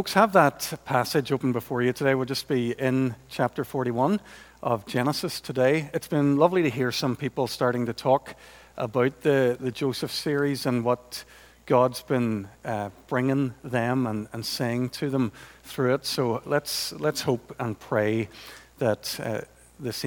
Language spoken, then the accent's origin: English; Portadown, Northern Ireland, United Kingdom; growing up in Portadown in the 70s, as I did, when you had parents called Lutz and Ermgard